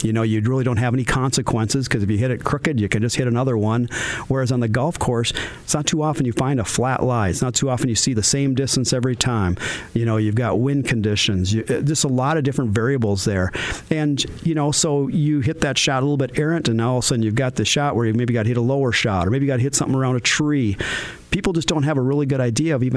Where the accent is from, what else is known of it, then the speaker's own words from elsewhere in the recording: Moorhead, Minnesota, United States; I grew up in South Moorhead.